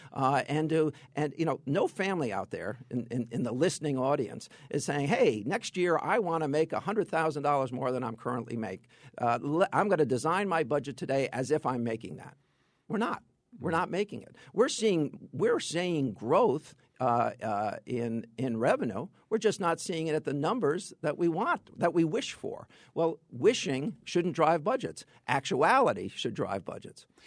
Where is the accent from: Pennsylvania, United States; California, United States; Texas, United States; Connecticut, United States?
Connecticut, United States; Fairfield County; I am from Fairfield County